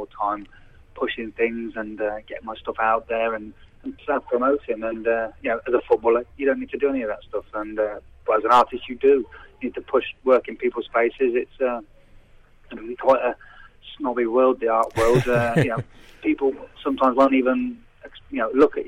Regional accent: Redditch, West Midlands, United Kingdom; accent: Brummie; I was born in Redditch, which is the Midlands anyway

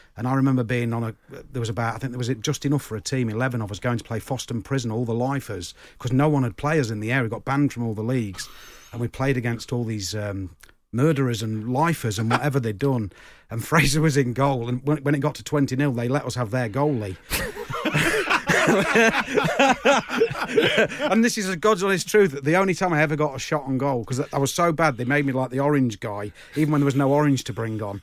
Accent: Uttoxeter, West Midlands, United Kingdom; where I grew up in Uttoxeter

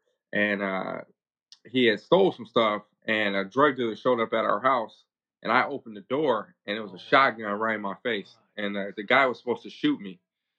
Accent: California, United States; also born or lived in Hawaii; So originally I was born in Hawaii to a father who was in the Marine Corps at the time. My mom was originally from Compton, California. So we bounced around for a little bit, ended up in California.

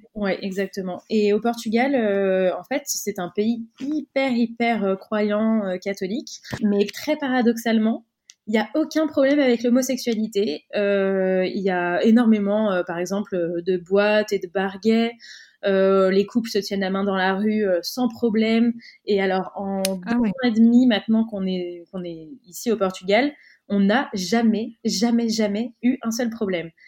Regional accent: Cannes, Provence-Alpes-Côte d'Azur, France; moved away; nous on est originaire de Cannes, dans le sud de la France

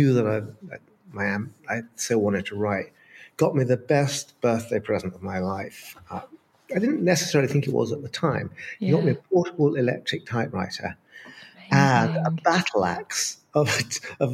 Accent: Brighton, South East England, United Kingdom; I was a kid, growing up in Brighton

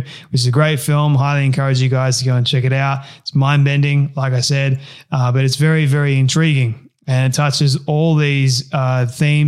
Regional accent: Sydney, New South Wales, Australia; I'm from Sydney

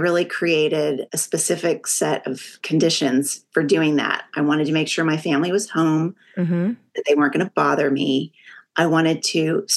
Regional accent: Texas, United States; I'm from Texas

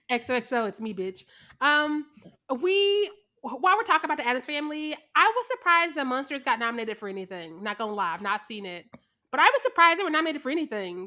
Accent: Missouri, United States; I'm from Missouri.

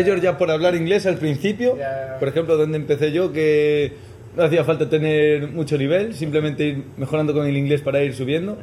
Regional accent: Galicia, Spain; moved away as an adult; also born or lived in London, United Kingdom; now in Madrid, Spain; me tomé un año un poquito de, de parón en casa, en Galicia

